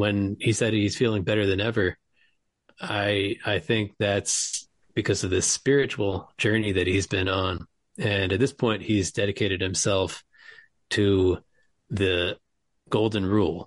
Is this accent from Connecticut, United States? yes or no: yes; West Hartford, Connecticut, United States; also born or lived in New York; now in Lancaster, Pennsylvania, United States; I'm from West Hartford, Connecticut